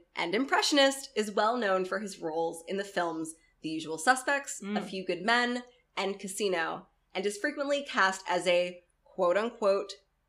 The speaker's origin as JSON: {"language": "English", "region": "Florida", "country": "United States", "tie": "born or raised there", "said": "where I grew up in Florida, there's, like, a lot of sayings."}